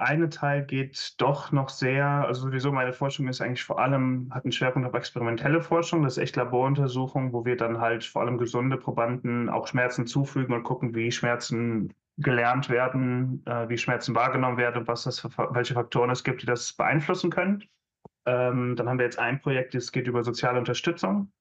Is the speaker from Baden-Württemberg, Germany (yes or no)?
no; Aachen, North Rhine-Westphalia, Germany; moved away as an adult; also born or lived in Maastricht, Netherlands; ich komme aus der Hochburg des Maschinenbaus, aus Aachen